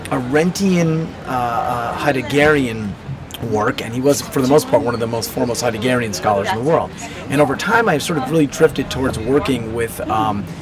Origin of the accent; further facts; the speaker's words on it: East Coast, United States; I'm from the East Coast